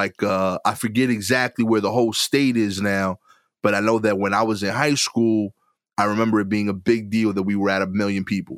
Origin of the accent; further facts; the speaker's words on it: New York, United States; as a New Yorker